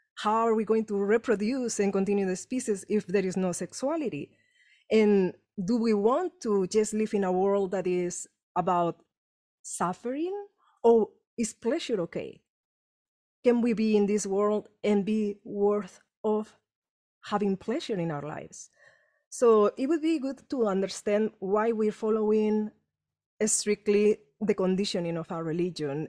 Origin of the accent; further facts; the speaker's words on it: Spain; English is a second language; moved away as an adult; now in Los Angeles, United States; trauma I had growing up in Spain